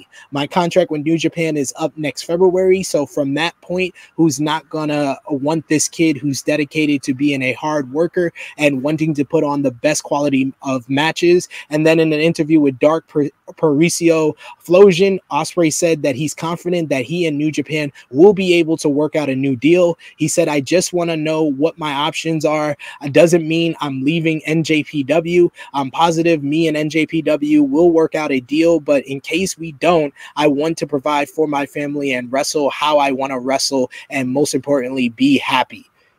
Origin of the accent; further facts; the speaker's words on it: United Kingdom; because I'm this British kid who has done it on the indie shows